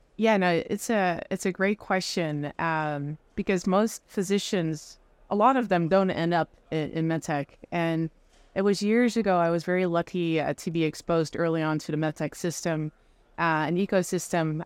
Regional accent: Netherlands; moved away as an adult; also born or lived in France; now in United States; I'm originally from the Netherlands

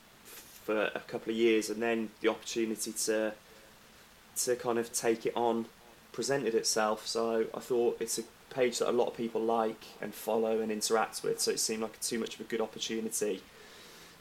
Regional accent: Walsall, West Midlands, United Kingdom; moved away as an adult; now in London, United Kingdom; I was born and raised in Walsall

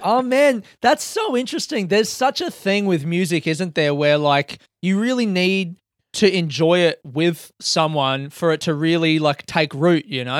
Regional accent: Adelaide, South Australia, Australia; me growing up in Adelaide

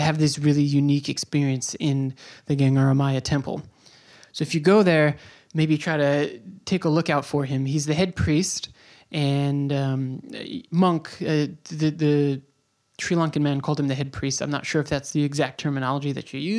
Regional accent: New York, United States; moved away as an adult; also born or lived in Bay Ridge, Brooklyn; I'm from New York

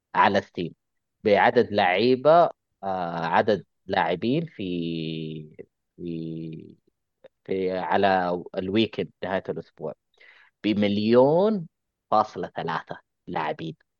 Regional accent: Saudi Arabia; عندنا في السعوديه

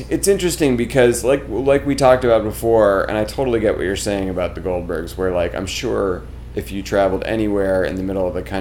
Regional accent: New York, United States; I'm I'm a New Yorker. The the comedy that I generate is inherently more real, right?

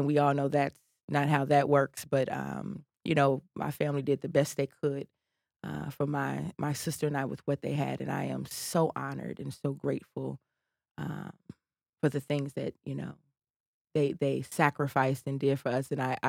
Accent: United States; And so during the break, I told her I was from the South Side. We lived right around the corner from each other, and she knew my father.

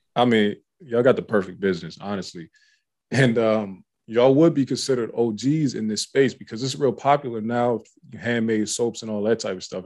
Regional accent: Youngstown, Ohio, United States; I'm from Youngstown, Ohio.

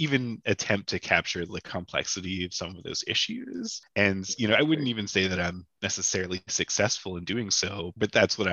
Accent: Canada; I'm not crazy about being Canadian.

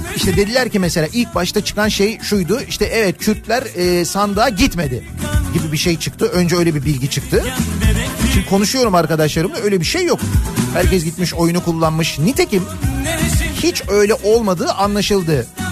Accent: Istanbul, Turkey; Bir İstanbullu olarak

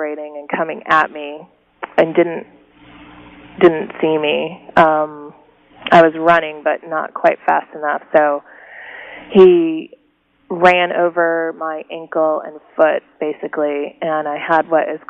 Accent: Oak Park, Illinois, United States; moved away as an adult; also born or lived in Missoula, Montana; now in Portland, Oregon, United States; we all grew up in River Forest and Oak Park

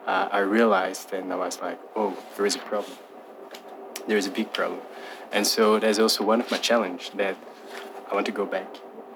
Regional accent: Belgium; moved away as an adult; now in South Africa; I'm from Belgium.

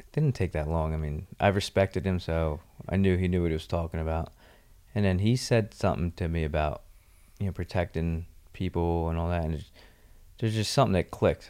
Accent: Mystic Island, New Jersey, United States; also born or lived in Margate, New Jersey; I grew up partly in Mystic Island, New Jersey, and then when my parents divorced, my mom and I moved to Margate, New Jersey for a couple years

